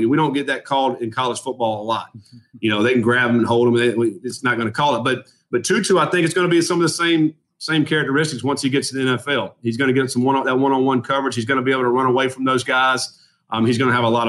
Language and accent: English; Durham, North Carolina, United States; also born or lived in Orange County, North Carolina; grew up in Durham, North Carolina